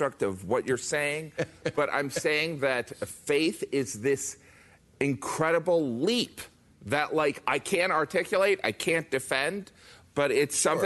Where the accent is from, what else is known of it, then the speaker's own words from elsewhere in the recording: Indiana, United States; I'm from Indiana. I'm from a red state.